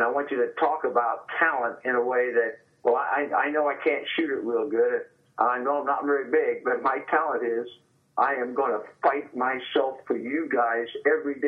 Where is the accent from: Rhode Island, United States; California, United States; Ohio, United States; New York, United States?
Ohio, United States; Marysville; my hometown of Marysville